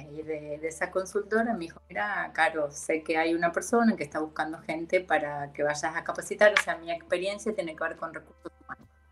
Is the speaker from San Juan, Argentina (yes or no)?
no; Chivilcoy, Buenos Aires Province, Argentina; moved away as an adult; also born or lived in Mexico; now in Canada; yo soy de Chivilcoy, Chivilcoy queda en la provincia de Buenos Aires